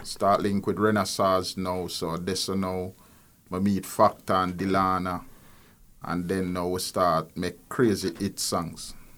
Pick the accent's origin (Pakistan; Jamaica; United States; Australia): Jamaica; Kingston; As a child growing up in Nannyville, um, exposed to music from day one